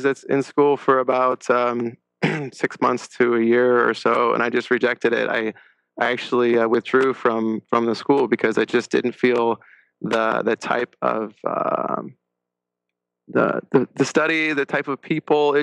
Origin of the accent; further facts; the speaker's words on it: La Crescenta, California, United States; Grew up in La Crescenta, California